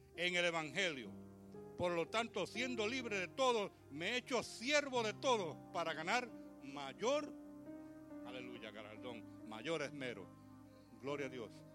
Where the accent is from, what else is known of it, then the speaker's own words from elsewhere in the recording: New York, United States; nací en Brooklyn, me crié en Brooklyn